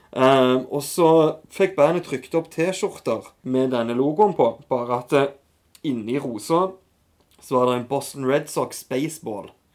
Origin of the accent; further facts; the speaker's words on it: Norway; also born or lived in Etne / Kampen / Taiwan; litt ute på barneskolen, så flytta jeg til Kjensvoll.